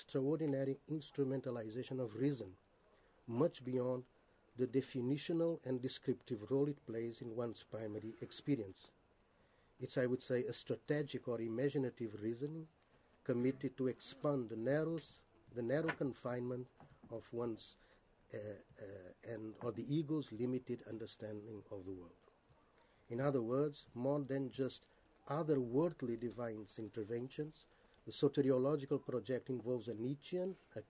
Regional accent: Brazil; Though of Indian origin, and particularly of an Hindu Vaishnava background, I grew up in Brazil

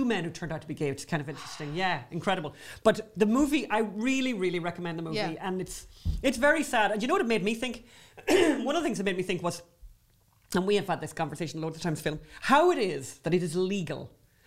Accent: Ireland; accent: Irish; We're Irish

